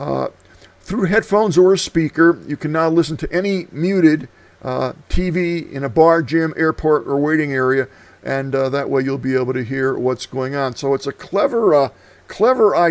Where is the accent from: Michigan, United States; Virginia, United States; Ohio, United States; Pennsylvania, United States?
Pennsylvania, United States; Scranton; born or raised there; now in Prescott, United States